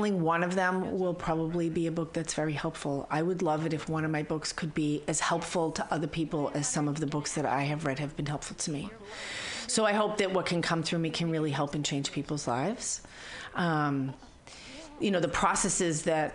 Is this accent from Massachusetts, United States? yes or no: yes; Boston, Massachusetts, United States; now in San Francisco Bay Area, United States; I'm from Boston